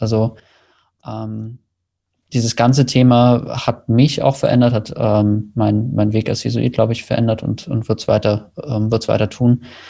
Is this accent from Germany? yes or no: yes; Germany; als Deutsche